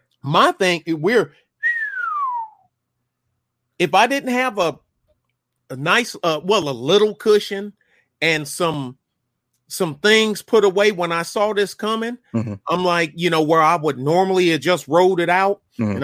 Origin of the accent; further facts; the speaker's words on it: Detroit, Michigan, United States; Like a back home from my hometown, Detroit.